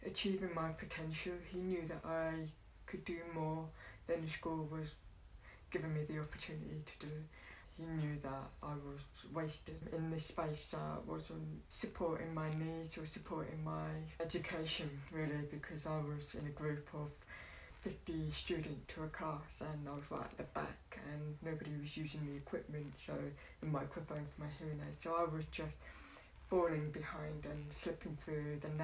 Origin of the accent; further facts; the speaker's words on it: London, United Kingdom; I grew up in East London, Poplar area, Tower Hamlets, through the 80s